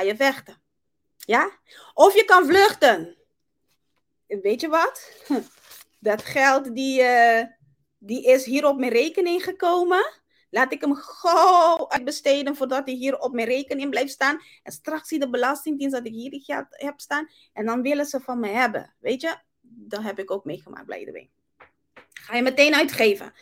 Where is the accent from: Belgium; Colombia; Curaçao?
Curaçao; now in Netherlands; Ik kom uit Curaçao